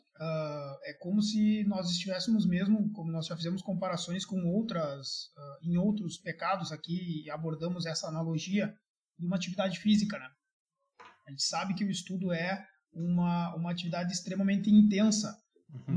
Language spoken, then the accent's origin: Portuguese; Santo Ângelo, Rio Grande do Sul, Brazil; eu sou de uma cidade do interior do Rio Grande do Sul que se chama Santo Ângelo